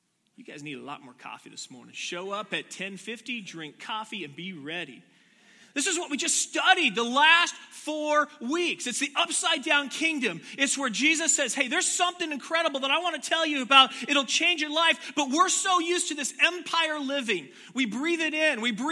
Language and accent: English; Washington, United States; I grew up in Washington